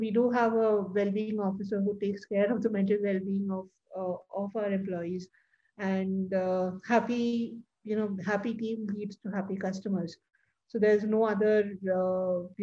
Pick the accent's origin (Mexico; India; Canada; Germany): India; as Indian women